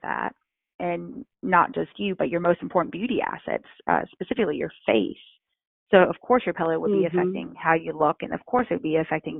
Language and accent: English; North Carolina, United States; I come from North Carolina